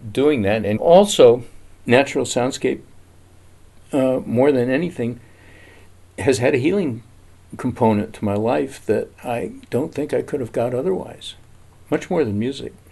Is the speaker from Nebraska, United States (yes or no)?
no; Detroit, Michigan, United States; also born or lived in New York; up in Detroit and New York. My parents were terrified of animals.